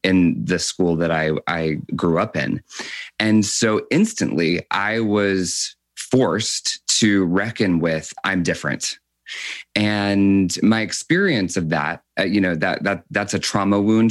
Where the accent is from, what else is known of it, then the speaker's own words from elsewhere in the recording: Rockville, Maryland, United States; also born or lived in New York; now in Los Angeles, United States; I grew up in Catholic school in Rockville, Maryland